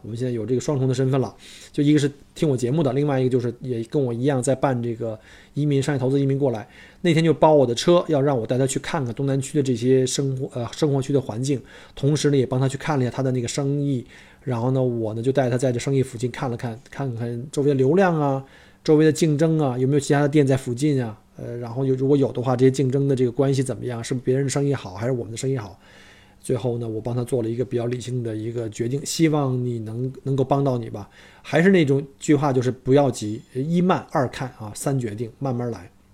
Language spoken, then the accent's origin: Chinese; China; 我们中国人就学不会吗？